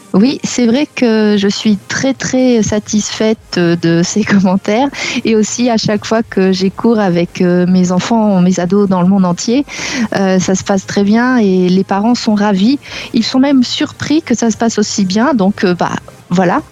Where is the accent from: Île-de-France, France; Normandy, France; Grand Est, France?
Normandy, France; moved away as an adult; also born or lived in South America / Barcelona, Spain; now in Limoges, France; je suis de Normandie